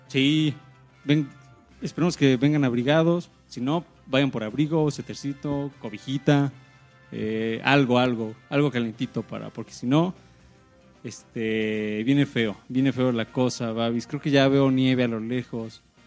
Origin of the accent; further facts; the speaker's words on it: Mexico; nosotros que venimos de México